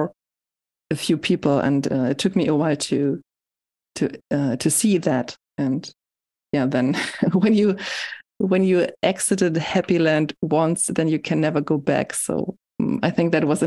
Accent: Hamburg, Germany; moved away as an adult; also born or lived in Leipzig; in Hamburg, I just continued doing what I did when I was a teenager

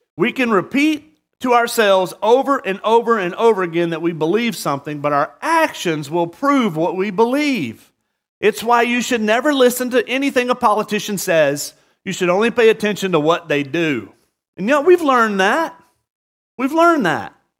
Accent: the South, United States; now in Murrieta, United States; growing up in the South

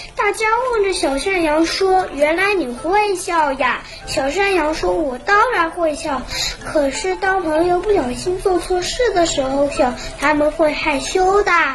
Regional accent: Shanghai, China; 我是来自上海的乘客

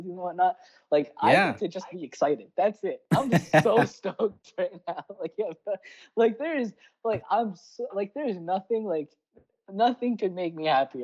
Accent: Baltimore, Maryland, United States; I was born and raised in Baltimore

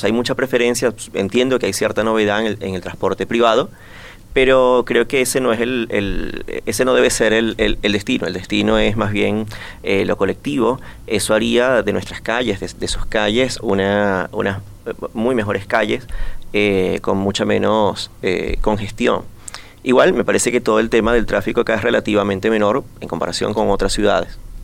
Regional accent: Venezuela; now in Montevideo, Uruguay; como venezolano, o al menos yo me pienso así, me entiendo más como de un circuito suramericano

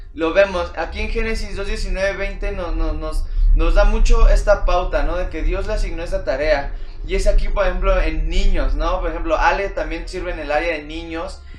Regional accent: Mexico; nosotros como mexicanos

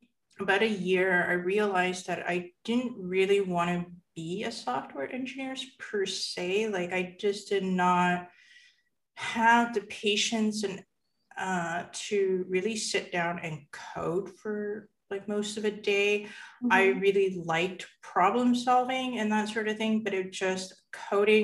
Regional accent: Canada; I am born and raised Canadian and very much identify as a Chinese Canadian

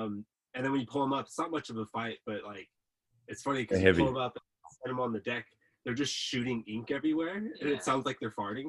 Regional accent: California, United States; moved away as an adult; now in Australia; I grew up in California

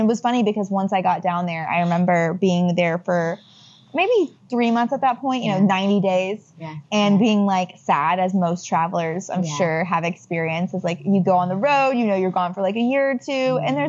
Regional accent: Nashville, Tennessee, United States; moved away as an adult; now in Los Angeles, United States; growing up in Nashville, Tennessee

